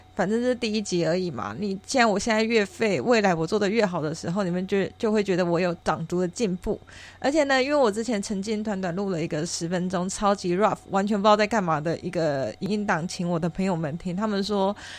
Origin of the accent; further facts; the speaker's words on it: Taichung, Taiwan; 我是台中人，然后台中的透天四层楼